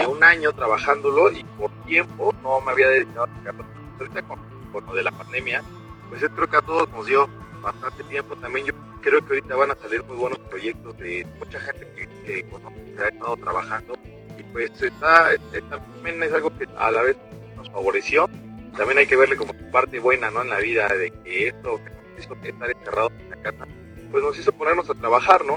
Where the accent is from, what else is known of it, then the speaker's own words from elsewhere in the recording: Mexico; Somos, estamos en México, somos eh, músicos mexicanos, somos en español.